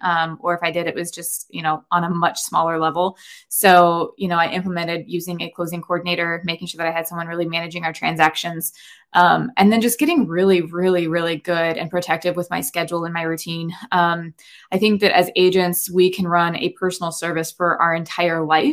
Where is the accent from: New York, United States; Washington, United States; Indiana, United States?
Indiana, United States; also born or lived in Northeast Ohio; now in Ohio, United States; I am actually originally from Indiana, um, but I was transplanted to Ohio about maybe eleven, twelve years ago at this point